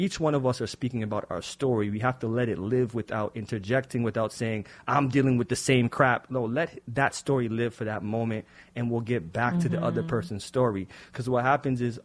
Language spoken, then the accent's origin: English; Jamaica; being Jamaican, parents mm-hmm. being Jamaican as well